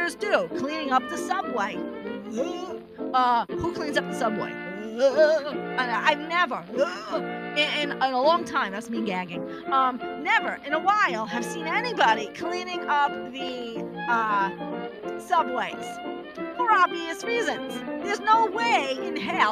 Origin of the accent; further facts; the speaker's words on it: New York City, New York, United States; accent: New York; moved away; I'm originally from Brooklyn